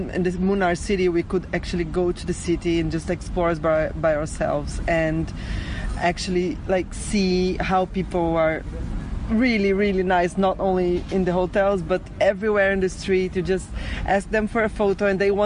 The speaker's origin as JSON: {"language": "English", "country": "Brazil", "said": "I'm from Brazil"}